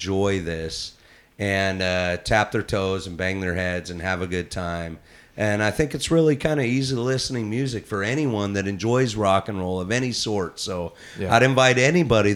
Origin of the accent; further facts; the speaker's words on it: Southern California, United States; moved away; I grew up in Southern California with pop punk, where it started